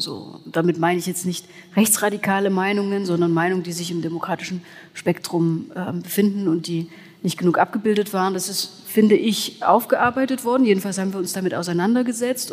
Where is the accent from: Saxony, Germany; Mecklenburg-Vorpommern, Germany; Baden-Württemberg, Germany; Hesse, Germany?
Saxony, Germany; Erzgebirge; now in Leipzig, Germany; ich lebe hier, ich komme aus dem Erzgebirge.